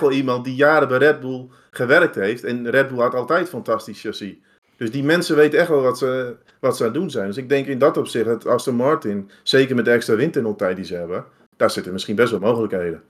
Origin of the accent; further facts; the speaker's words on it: Netherlands; als Nederlanders